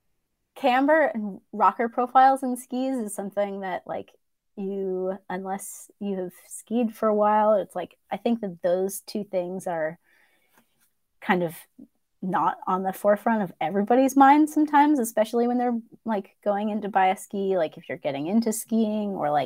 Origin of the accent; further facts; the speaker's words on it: East Coast, United States; I grew up on the East Coast